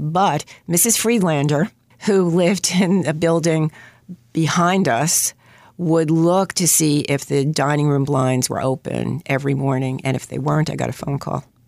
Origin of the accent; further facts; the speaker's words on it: New York City, New York, United States; accent: New York; I grew up in Queens, Queensfield, to be exact